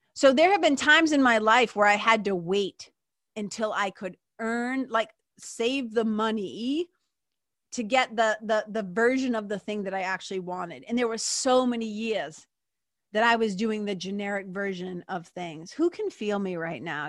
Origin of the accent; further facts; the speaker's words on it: Lawrence, United States; we grew up in Lawrence